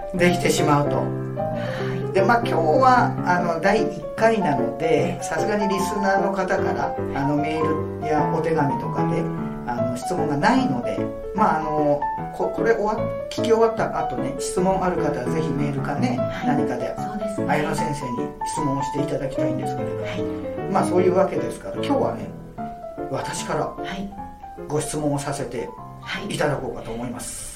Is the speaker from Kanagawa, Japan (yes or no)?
yes; Yokohama, Kanagawa, Japan; 私があの横浜生まれの横浜育ちで